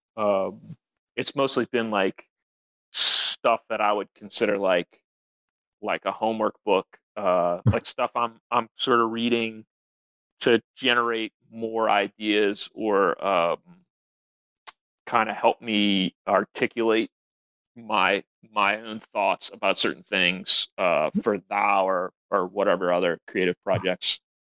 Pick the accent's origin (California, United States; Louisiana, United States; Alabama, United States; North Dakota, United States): Louisiana, United States; we're we're from Louisiana